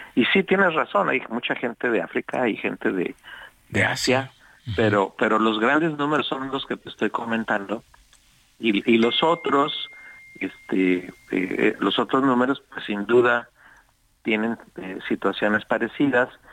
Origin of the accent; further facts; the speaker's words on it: Mexico; somos los mexicanos